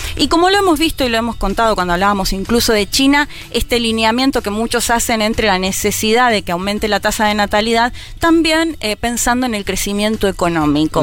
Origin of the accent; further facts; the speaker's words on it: Argentina; como lo vivimos como argentinos y argentinas